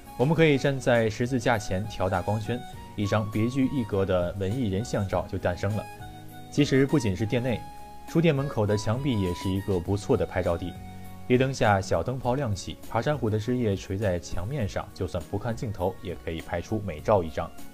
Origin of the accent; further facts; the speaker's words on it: the North, northern China, China; 作为一个北方人